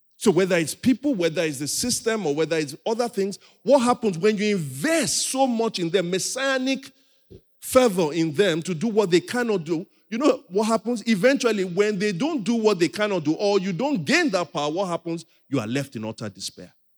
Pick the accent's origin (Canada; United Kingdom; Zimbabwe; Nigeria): Nigeria; I'm also a Nigerian.